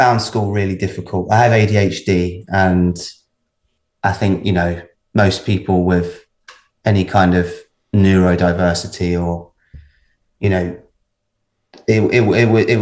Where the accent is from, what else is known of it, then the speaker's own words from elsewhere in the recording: Baldock, East of England, United Kingdom; also born or lived in Hitchin; I grew up in a little town called Baldock, which is just about 30 miles north of London. So it's in Hertfordshire.